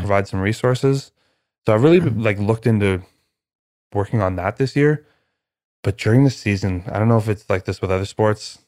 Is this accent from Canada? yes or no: yes; Canada; I'm Canadian